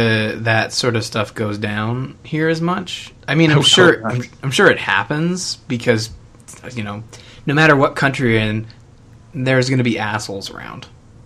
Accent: Canada; as a Canadian

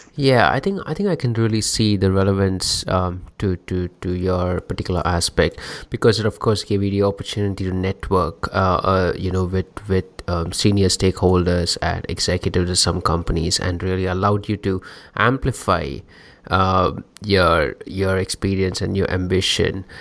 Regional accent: India; I'm from India

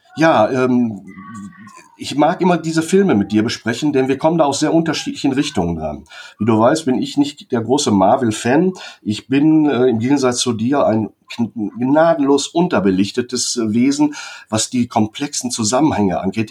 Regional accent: Germany; wir als Deutsche

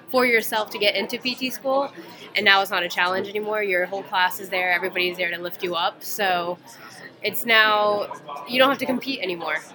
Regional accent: Atlanta, Georgia, United States; So I was born and raised in the South.

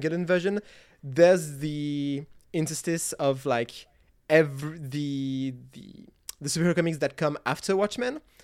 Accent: France; I'm, I'm French. I was raised on French and Belgian comics

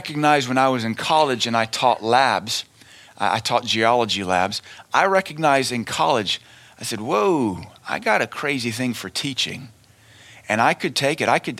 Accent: United States; as Americans

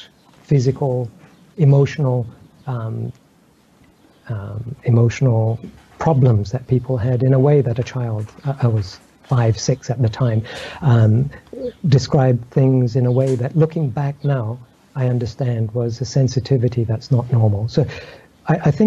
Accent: Egypt; I grew up in Egypt

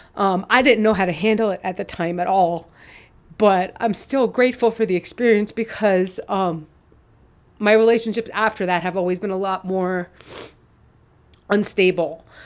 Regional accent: New York, United States; moved away as an adult; also born or lived in Chicago; I'm from New York and I was in Chicago

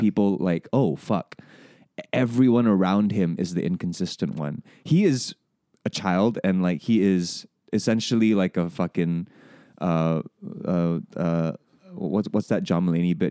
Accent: Singapore; growing up in this education system, growing up in Singapore

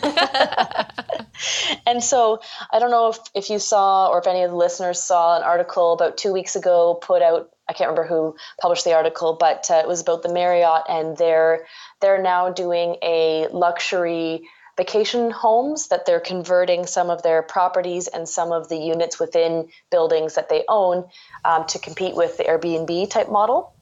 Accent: Ontario, Canada; I'm from Ontario

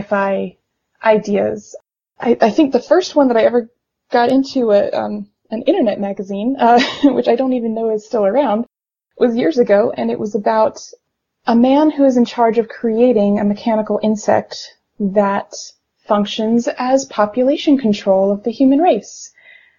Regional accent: Richmond, Virginia, United States; my hometown is in Richmond, Virginia

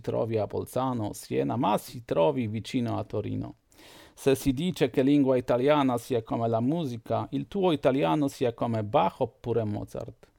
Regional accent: Poland; Italian is a second language; sono un polacco, ho 43 anni

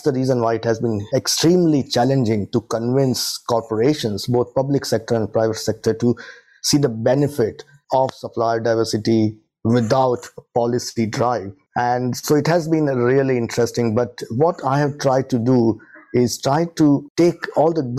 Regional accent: India; moved away as an adult; now in Leicester, United Kingdom; I'm originally born and brought up in India and came to UK as a student in 2002

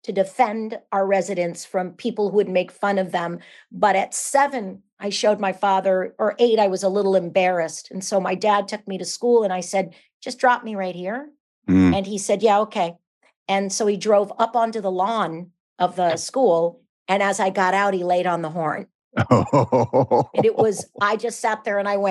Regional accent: San Jose, California, United States; I'm from San Jose, California

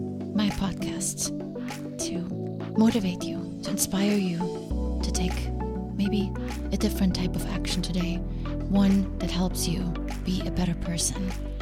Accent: Germany; now in United States; I came from Germany.

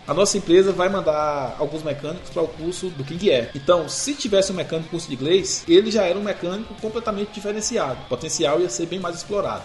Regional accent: near Guanambi, Bahia, Brazil; moved away; vim de lá de Guanambi, lá perto da minha cidade

